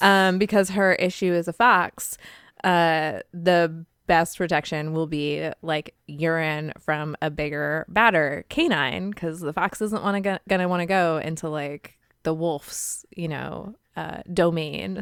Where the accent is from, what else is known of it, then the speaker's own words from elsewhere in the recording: California, United States; accent: California; my California accent